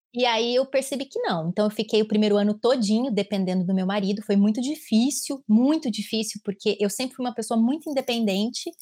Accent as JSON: {"language": "Portuguese", "country": "Brazil", "tie": "born or raised there", "also_born_or_lived": "São Paulo, Brazil", "first_language": "Portuguese", "moved": "as an adult", "lives_now": "Germany", "said": "nasci em São Paulo, mas morei quase a minha vida inteira na cidade do Neiva do Céu"}